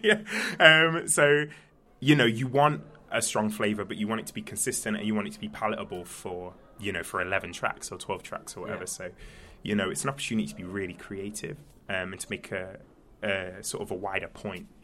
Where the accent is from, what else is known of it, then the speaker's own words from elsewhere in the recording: Nottingham, East Midlands, United Kingdom; I'm from Nottingham uh, originally.